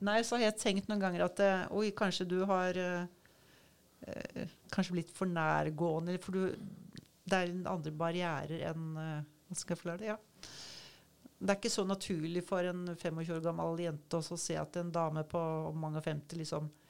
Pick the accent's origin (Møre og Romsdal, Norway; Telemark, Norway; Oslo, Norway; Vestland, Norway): Oslo, Norway; moved away as an adult; also born or lived in Svalbard; now in Kragerø, Norway; jeg er fra Oslo